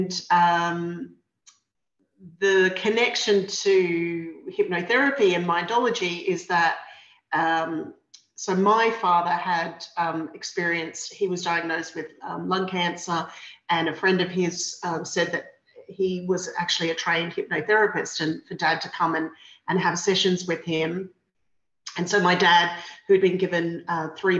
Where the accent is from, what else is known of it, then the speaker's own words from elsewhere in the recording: Brisbane, Queensland, Australia; I was 16 and I grew up in Brisbane